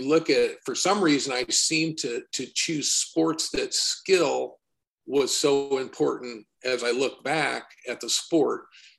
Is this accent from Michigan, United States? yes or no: no; Warsaw, Indiana, United States; And an area where I grew up, and I was eager to leave Indiana.